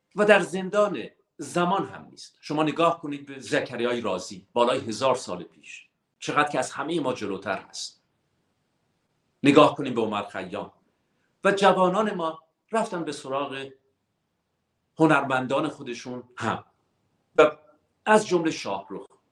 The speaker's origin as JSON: {"language": "Persian", "country": "Iran", "moved": "yes", "said": "ما ایرانی هستیم"}